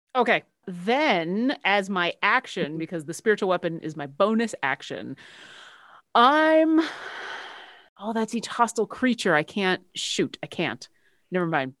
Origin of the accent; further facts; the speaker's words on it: Buffalo, New York, United States; I grew up in Buffalo, and I'm married to a Canadian